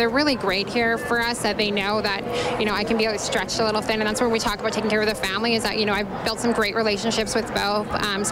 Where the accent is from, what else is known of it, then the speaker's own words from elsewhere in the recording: Spruce Grove, Alberta, Canada; We're from Spruce Grove